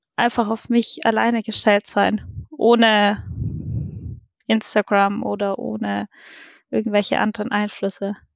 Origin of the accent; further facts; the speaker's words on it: Roth, Bavaria, Germany; komme aus Rot